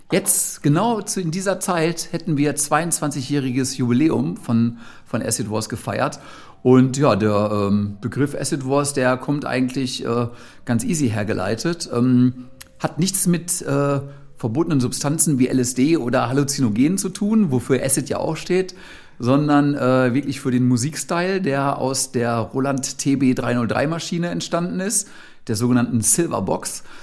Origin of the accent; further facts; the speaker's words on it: Gelsenkirchen, North Rhine-Westphalia, Germany; ich komme ja ursprünglich aus Gelsenkirchen, ich hatte natürlich die absolute Keim- und Kreativzelle eben auch direkt vor der eigenen Haustür.